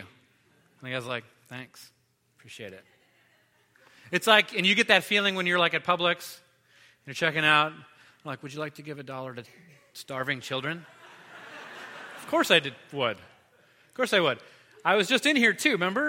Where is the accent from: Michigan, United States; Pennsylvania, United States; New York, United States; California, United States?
California, United States; Los Angeles; when I was a kid, I grew up in Los Angeles